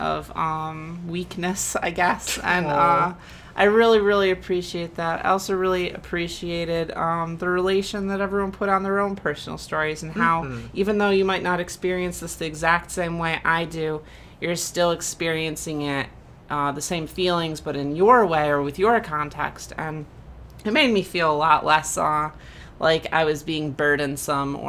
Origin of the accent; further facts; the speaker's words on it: Michigan, United States; I was born and raised in Michigan